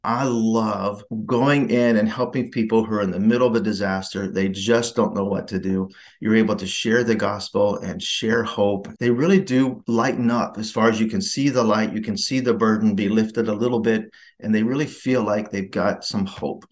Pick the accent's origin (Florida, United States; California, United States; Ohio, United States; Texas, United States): Ohio, United States; I grew up in Ohio